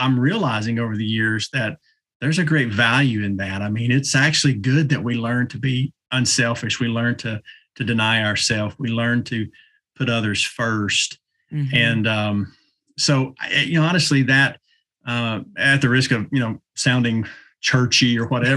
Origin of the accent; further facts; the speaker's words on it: East Tennessee, United States; I'm from East